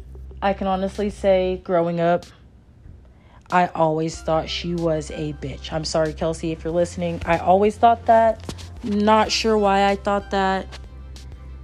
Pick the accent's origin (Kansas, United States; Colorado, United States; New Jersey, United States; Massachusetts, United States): Kansas, United States; Wellington; growing up in Wellington, we used to have Juneteenth celebrations